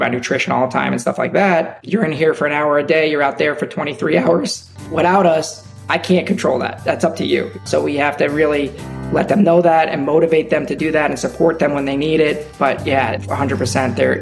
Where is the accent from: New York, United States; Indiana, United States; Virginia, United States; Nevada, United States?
New York, United States; Long Island; moved away; also born or lived in Florida; I grew up in Long Island, New York